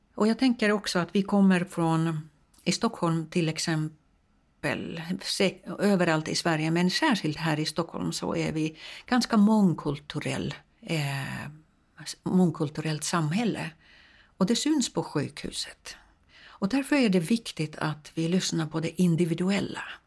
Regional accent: Finland; now in Sweden; jag kommer från Finland

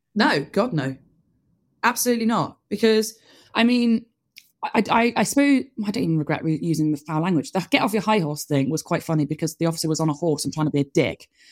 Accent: Bristol, South West England, United Kingdom; also born or lived in Oxford; Bristol. I am Bristol born

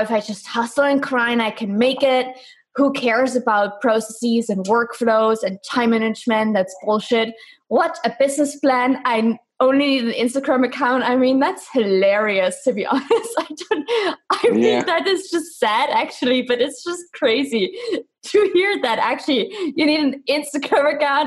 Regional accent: East Germany, Germany; I'm from Germany, specifically from East Germany. So I was born behind the wall

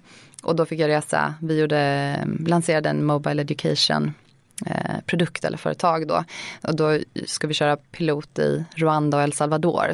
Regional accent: Lund, Skåne, Sweden; accent: försiktig dialekt; jag växte upp i Lund, gick i skola där

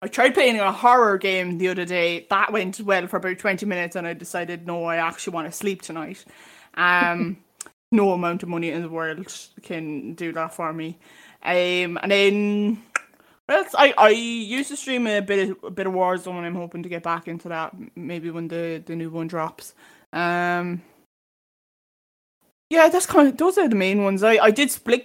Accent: Cork, Munster, Ireland; I'm 22, I'm from Cork.

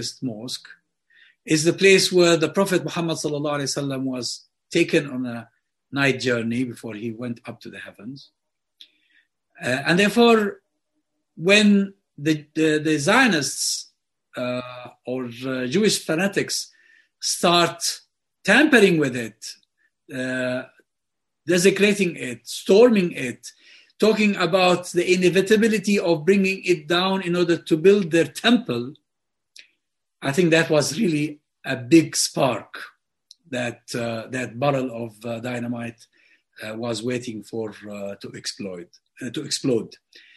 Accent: Hebron, West Bank, Palestine; moved away; Hebron, my hometown

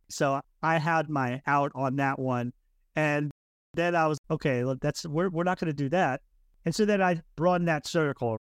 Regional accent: Florida, United States; moved away as an adult; I'm originally from Florida

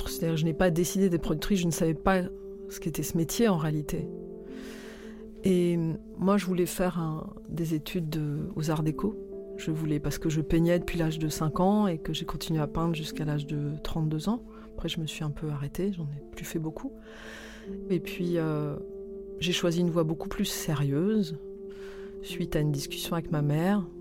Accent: Toulon, Provence-Alpes-Côte d'Azur, France; also born or lived in Albi; je suis née à Albi, dans le Tarn, mais il y a eu toute une période de, dans l'enfance où on a vécu euh, à Toulon.

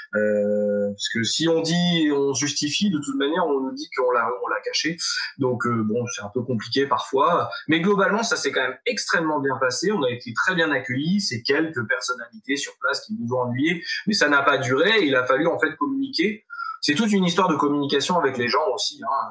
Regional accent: France; on vient euh, de France

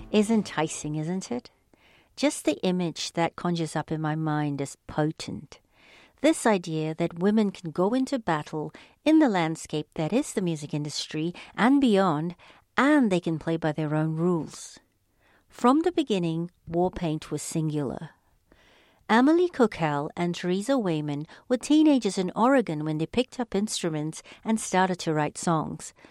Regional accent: Sydney, New South Wales, Australia; first language Polish; English is a second language; also born or lived in Poland; Yep, I grew up close to Manly Beach.

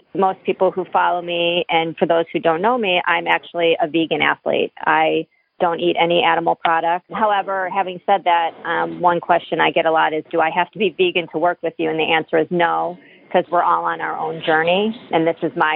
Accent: Cleveland, Ohio, United States; moved away as an adult; now in Boston, United States; I grew up outside of Cleveland, moved to Boston, I don't know, like 25 years ago

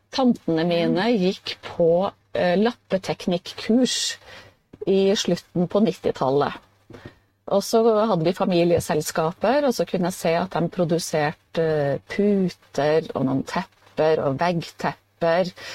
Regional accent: Steinkjer, Trøndelag, Norway; Jeg er jo fra Steinkjer, som ligger litt nord for Trondheim.

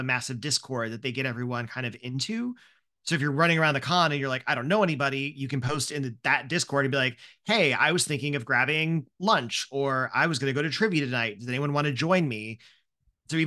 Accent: Midwest, United States; I'm an extrovert from the Midwest

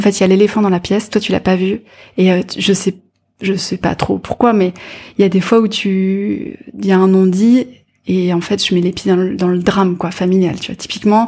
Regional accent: near Caen, Normandy, France; J'ai grandi, alors pas dans Caen même en fait, mais pas très loin, dans un petit village près de la mer

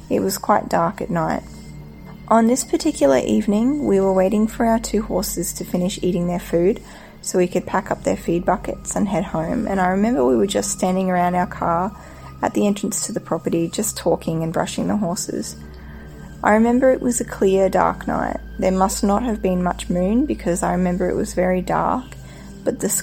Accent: North Queensland, Australia; now in China; the little town I grew up in North Queensland on the east coast of Australia

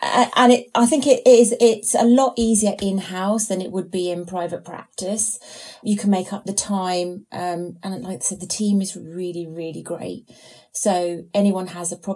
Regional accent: Norfolk, East of England, United Kingdom; moved away as an adult; also born or lived in London; My family's from Norfolk. I grew up in Norfolk

